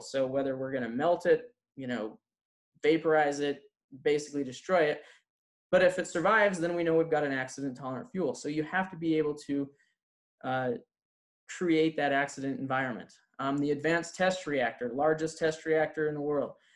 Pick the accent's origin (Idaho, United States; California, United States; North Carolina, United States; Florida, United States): Idaho, United States; Idaho Falls; I am from Idaho Falls